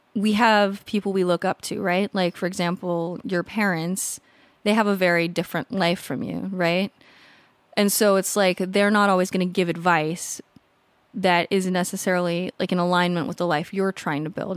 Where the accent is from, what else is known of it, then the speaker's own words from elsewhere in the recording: California, United States; moved away as an adult; also born or lived in Colorado; now in San Diego, United States; I grew up in California, lived in California until I went, I moved to Colorado a few years ago